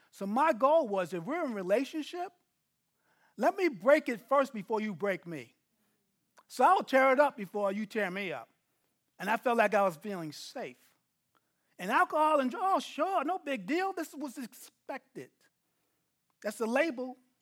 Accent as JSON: {"language": "English", "town": "New York City", "region": "New York", "country": "United States", "moved": "yes", "lives_now": "Texas, United States", "said": "I'm from New York City, living in Texas"}